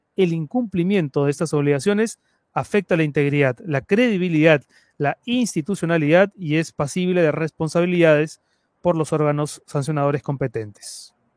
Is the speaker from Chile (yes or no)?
no; Peru; Las crisis continuas que los peruanos venimos soportando